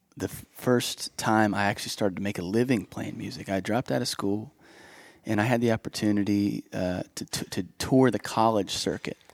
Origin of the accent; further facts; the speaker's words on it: Bethel Park, Pennsylvania, United States; now in Nashville, United States; we were south about 30 minutes in a town okay. called Bethel Park